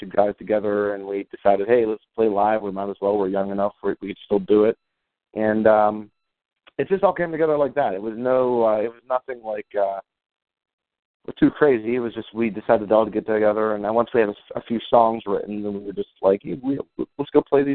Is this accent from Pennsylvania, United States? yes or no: yes; Belle Vernon, Pennsylvania, United States; I'm calling in from my hometown of Belle Vernon, Pennsylvania